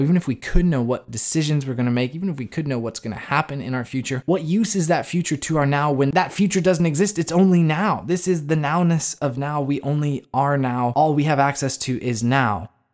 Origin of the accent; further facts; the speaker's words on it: United States; as an American